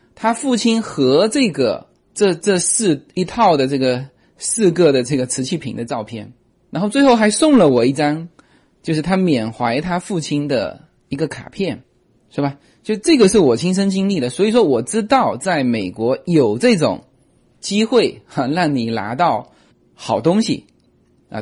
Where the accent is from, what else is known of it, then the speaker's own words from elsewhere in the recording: Fuzhou, Fujian, China; moved away; 我是福州人嘛